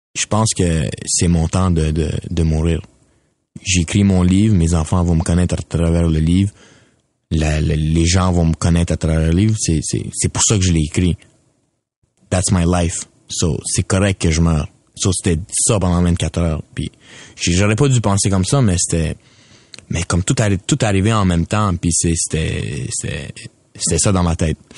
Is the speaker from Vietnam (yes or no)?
no; Quebec, Canada; je suis un Canadien, je suis québécois.